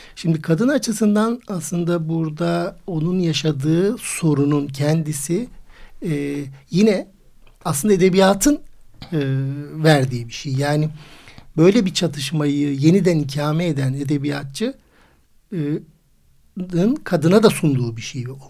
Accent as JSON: {"language": "Turkish", "region": "Istanbul", "country": "Turkey", "tie": "born or raised there", "said": "İstanbul doğumluyum"}